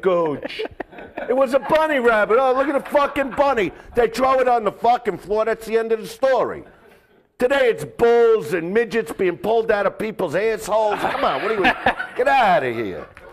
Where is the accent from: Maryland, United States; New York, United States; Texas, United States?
New York, United States; New York City; now in Los Angeles, United States; I'm from Brooklyn. Mm-hmm. You know, that's where I grew up